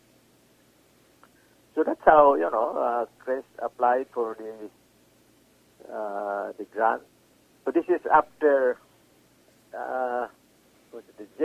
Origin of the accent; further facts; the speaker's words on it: Cebu City, Central Visayas, Philippines; also born or lived in Manila, Philippines; now in Canada; I came from Cebu, I went to Manila, and then to Canada.